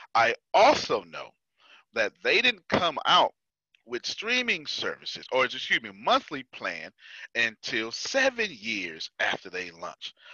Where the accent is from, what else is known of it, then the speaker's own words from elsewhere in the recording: Texas, United States; I'm from Texas